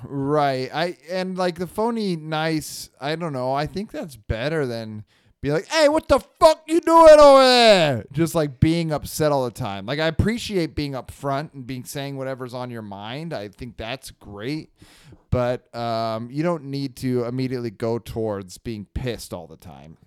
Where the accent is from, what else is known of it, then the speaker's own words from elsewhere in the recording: Northern California, United States; the slang we had from NorCal, um, we would say hella